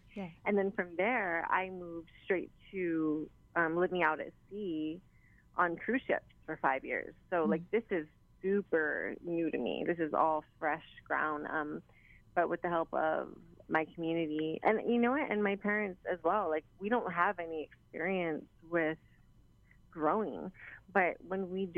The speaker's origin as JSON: {"language": "English", "town": "Honolulu", "region": "Hawaii", "country": "United States", "tie": "born or raised there", "said": "growing up in Palolo"}